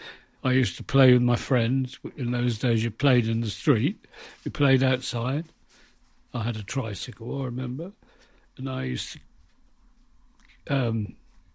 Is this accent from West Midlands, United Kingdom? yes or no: no; London, United Kingdom; moved away; also born or lived in Bristol / Cardiff; We moved to London when I was 8, I think, 8 or 9